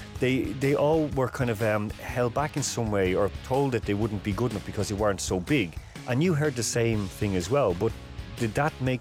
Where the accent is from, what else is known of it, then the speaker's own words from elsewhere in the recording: Ireland; I'm Irish